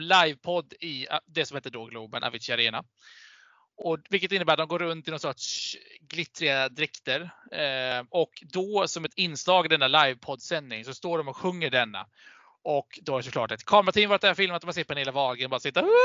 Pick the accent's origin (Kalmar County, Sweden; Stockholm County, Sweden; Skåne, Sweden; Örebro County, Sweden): Kalmar County, Sweden; Vimmerby; jag är från Småland